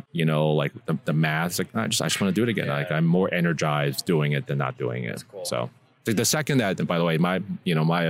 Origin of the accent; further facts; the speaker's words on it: New York City, New York, United States; I grew up in New York City, Chinatown, and it was kind of a rough neighborhood back then with lots of gang activity